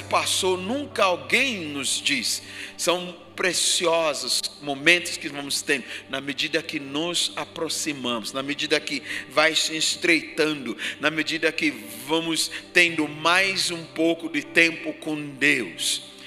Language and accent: Portuguese; Ghana; now in Brazil; Do país onde eu nasci, Gana